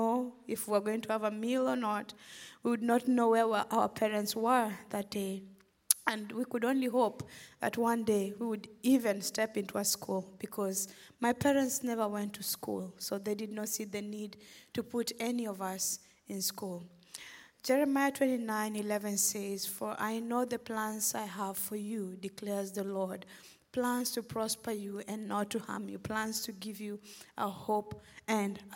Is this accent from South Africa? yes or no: no; Western Kenya, Kenya; now in Memphis, United States; I'm originally from Kenya. I grew up in a small village in western Kenya to parents who were subsistence farmers.